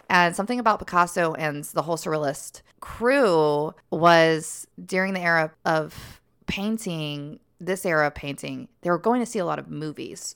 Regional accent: the South, United States; moved away; I'm from the South

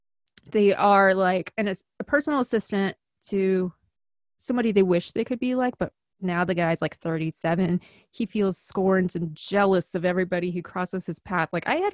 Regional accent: Midwest, United States; accent: Midwestern; I said something that was like, I sound like I'm from Chicago there. And I didn't hide it. And then like, I'm losing control when it comes on and off, but I think I still sound Midwestern at least.

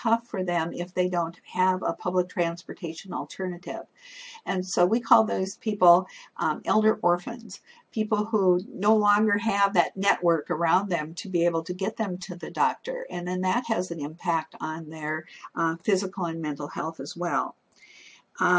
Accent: North Dakota, United States; moved away as an adult; now in Washington, D.C. area, United States; I'm living in metropolitan area now, just outside of Washington, D.C., but I'm originally from North Dakota, and you don't get much more rural than

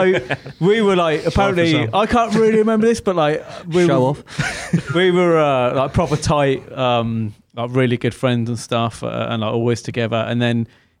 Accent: Birmingham, West Midlands, United Kingdom; So obviously I grew up in Birmingham.

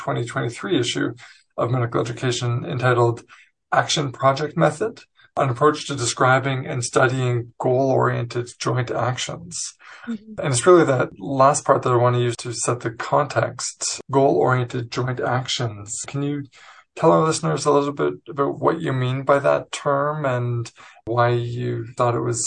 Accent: Montreal, Quebec, Canada; now in Vancouver, Canada; I was born in Montreal, where she's sitting now

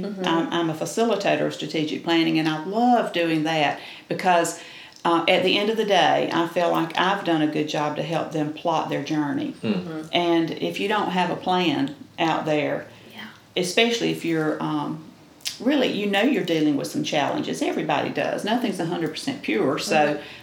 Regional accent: Quitman, Georgia, United States; now in Boston, Georgia, United States; My hometown is Quitman, and I love Quitman too

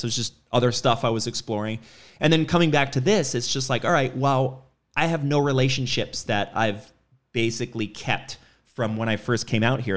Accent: New York, United States; moved away; I grew up in New York

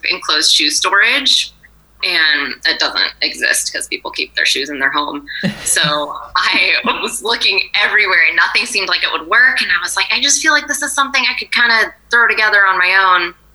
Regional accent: Atascadero, California, United States; now in San Luis Obispo, United States; I grew up in Atascadero. Oh, so I haven't flown too far from the nest. I'm local, yeah

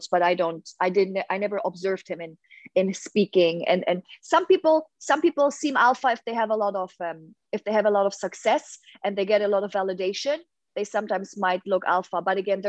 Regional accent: Hamburg, Germany; moved away; I'm from Hamburg in Germany, huge red light district

